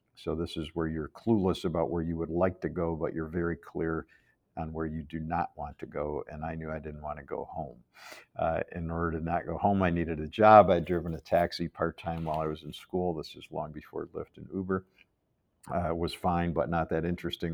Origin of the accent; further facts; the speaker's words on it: Chicago, Illinois, United States; moved away as an adult; now in Ann Arbor, United States; I grew up in Chicago.